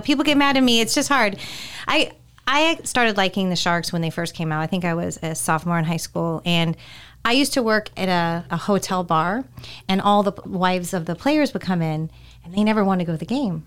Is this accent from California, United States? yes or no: yes; California, United States; moved away; growing up in California, we had a huge Mexican community